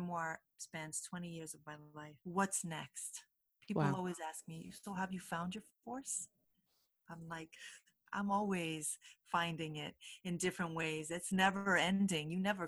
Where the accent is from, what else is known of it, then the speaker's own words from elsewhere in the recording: United States; I was born here.